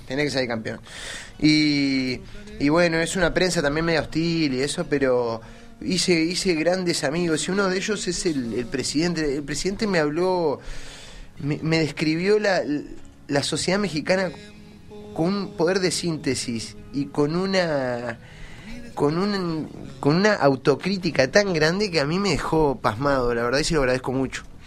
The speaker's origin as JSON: {"language": "Spanish", "town": "Colonia del Sacramento", "region": "Colonia", "country": "Uruguay", "tie": "born or raised there", "said": "yo soy de Colonia"}